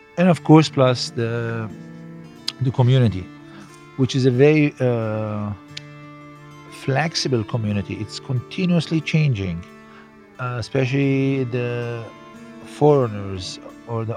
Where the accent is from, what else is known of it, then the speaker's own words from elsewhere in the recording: Cairo, Cairo Governorate, Egypt; growing up in Egypt, I was surrounded with this kind of gods